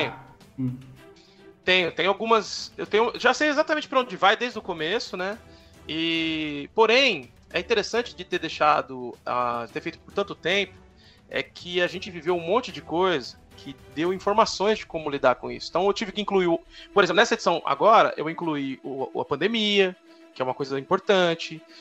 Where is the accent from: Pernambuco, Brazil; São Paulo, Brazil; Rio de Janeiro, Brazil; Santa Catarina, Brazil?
São Paulo, Brazil; Sou filho de dois nordestinos, sou de São Mateus.